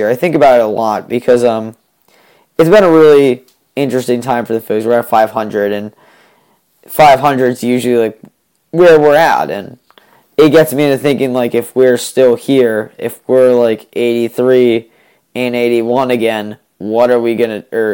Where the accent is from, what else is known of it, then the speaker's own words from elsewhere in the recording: New England, United States; I'm from New England